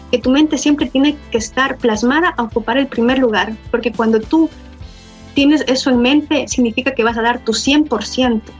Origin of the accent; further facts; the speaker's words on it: Venezuela; Nosotros, había otro chico también de Venezuela y como latinos no tenemos el acento perfecto ruso